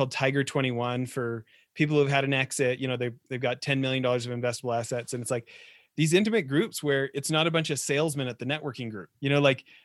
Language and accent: English; Edmonton, Alberta, Canada; I grew up in Edmonton in the 80s